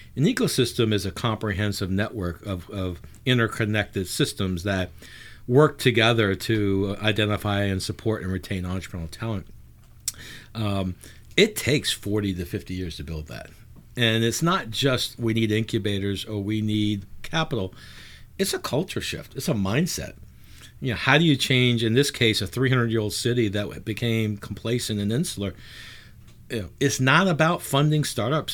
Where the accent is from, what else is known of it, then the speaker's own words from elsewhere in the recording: New Orleans, Louisiana, United States; also born or lived in New York / Boston / Atlanta / Pittsburgh; I am born and raised in New Orleans, uh, born in the sixties, um, left in the eighties